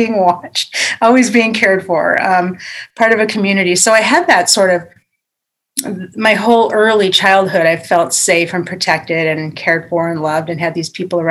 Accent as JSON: {"language": "English", "town": "Crystal Lake", "region": "Illinois", "country": "United States", "tie": "born or raised there", "said": "I grew up in a small town in Illinois called Crystal Lake"}